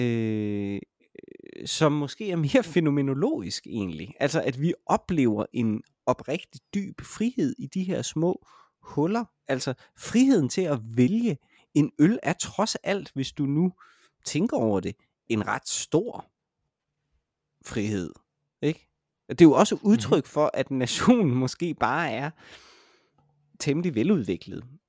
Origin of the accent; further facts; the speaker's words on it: Denmark; jeg er dansker